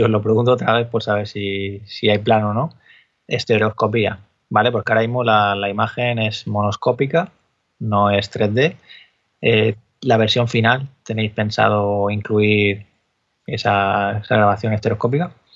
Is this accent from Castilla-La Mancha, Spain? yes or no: no; Cartagena, Region of Murcia, Spain; De ahí soy yo, de Cartagena.